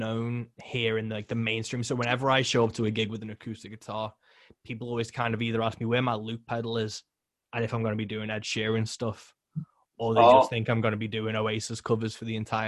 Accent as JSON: {"language": "English", "country": "United Kingdom", "said": "I'm British"}